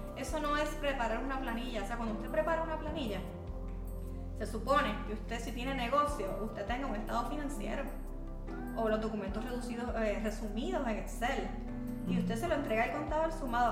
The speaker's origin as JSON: {"language": "Spanish", "town": "Bayamón", "country": "Puerto Rico", "tie": "born or raised there", "said": "yo me crié en el campo de Bayamón, pero bien arriba."}